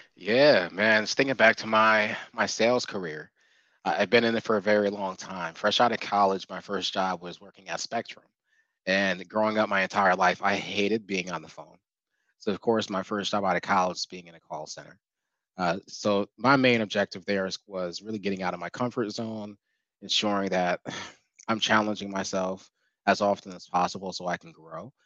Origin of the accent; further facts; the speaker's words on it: Albany, New York, United States; moved away as an adult; also born or lived in Buffalo; now in Charlotte, United States; I'm from Albany